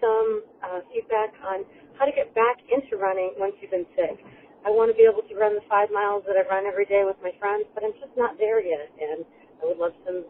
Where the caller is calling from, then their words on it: Kalamazoo, Michigan, United States; I'm calling from Kalamazoo, Michigan